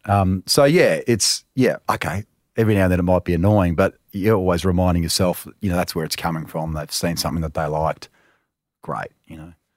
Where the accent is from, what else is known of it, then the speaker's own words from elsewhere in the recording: Melbourne, Victoria, Australia; I was growing up in Talmarone